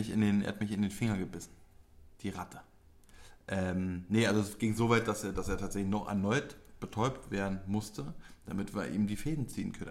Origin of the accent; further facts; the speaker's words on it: Poland; du Idiot, ich bin Pole.